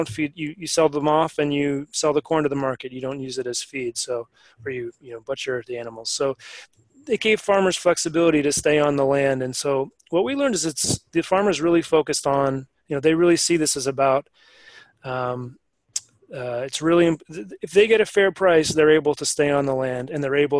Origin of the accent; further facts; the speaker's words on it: Maine, United States; I come from Maine